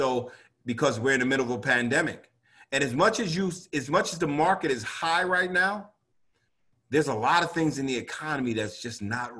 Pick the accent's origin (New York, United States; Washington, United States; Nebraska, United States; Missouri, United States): New York, United States; New York City; And I'm from New York. You know, rent is really high in New York.